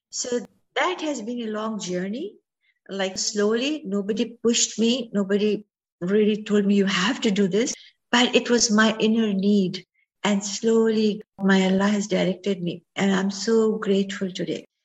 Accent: Ajmer, Rajasthan, India; moved away as an adult; now in United States; As I was growing up in Ajmer, Ajmer is a city in Rajasthan

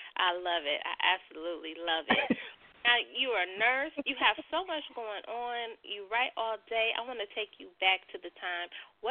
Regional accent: the Bay Area, California, United States; I'm from the Bay

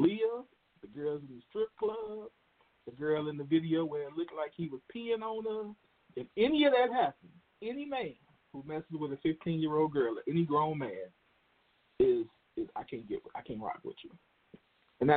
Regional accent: Chicago, Illinois, United States; I'm from Chicago too. Live down the street from the man

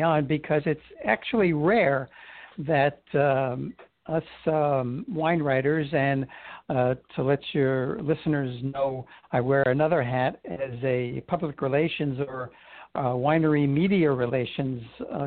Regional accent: New York City, New York, United States; now in San Francisco, United States; when I was a boy growing up in Brooklyn

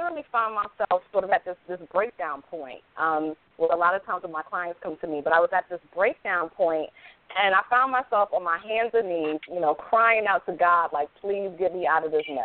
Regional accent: Hartford, Connecticut, United States; I was born and raised in Hartford, Connecticut.

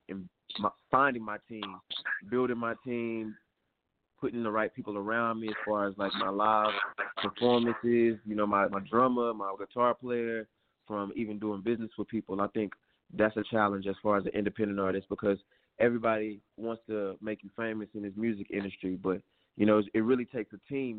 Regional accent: Houston, Texas, United States; I'm calling from Houston, Texas right now. I'm home, Houston, Texas. That's where I'm originally from

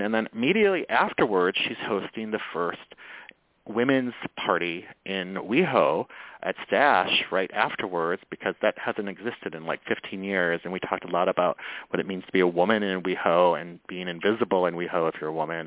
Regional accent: Midwest, United States; moved away as an adult; also born or lived in Michigan / Minnesota; now in Los Angeles, United States; I'm from the Midwest

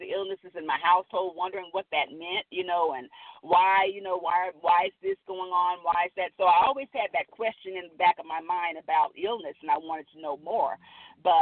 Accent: Los Angeles, California, United States; also born or lived in Midwest; I grew up in South Central Los Angeles.

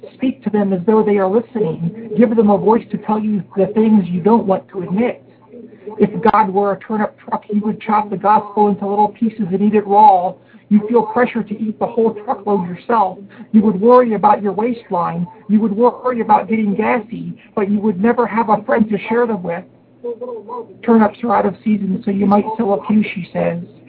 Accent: Harrisburg, Pennsylvania, United States; now in Takoma Park, United States; I'm living in Tacoma Park, Maryland right now, but I am from Harrisburg, Pennsylvania initially.

